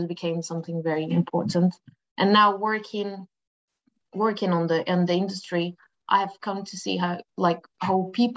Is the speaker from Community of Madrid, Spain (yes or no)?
yes; Madrid, Community of Madrid, Spain; English is a second language; moved away as an adult; I come from Madrid, from Spain, Madrid, and I come from a humble family from a workers neighborhood